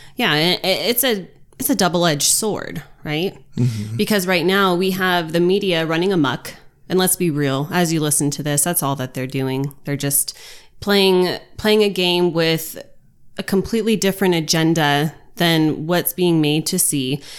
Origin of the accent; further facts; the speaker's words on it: United States; us as American citizens